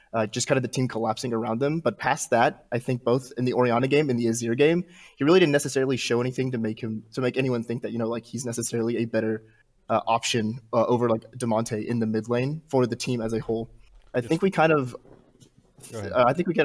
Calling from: Chattanooga, Tennessee, United States; I'm calling from Chattanooga, Tennessee

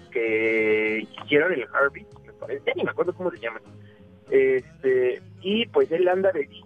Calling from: Mexico City, Mexico; De la Ciudad de México.

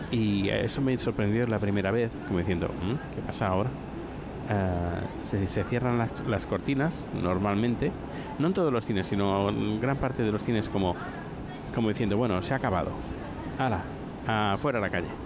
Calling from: Buenos Aires, Argentina; de Buenos Aires, Argentina

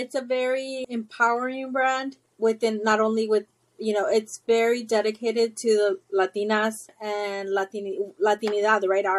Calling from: Houston, Texas, United States; I am in Houston, Texas.

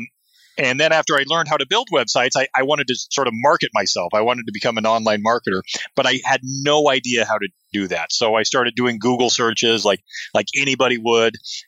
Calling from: Seattle, Washington, United States; I'm talking from Seattle, Washington, and it is a typical June cloudy day.

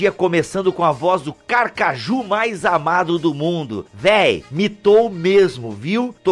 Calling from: Vespasiano, Minas Gerais, Brazil; Sou de Vespasiano, Minas Gerais, ouvinte assíduo de podcast.

